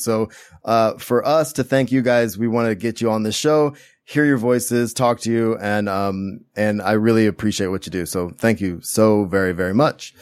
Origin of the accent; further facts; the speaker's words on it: Central Valley, California, United States; where I grew up in the Central Valley in California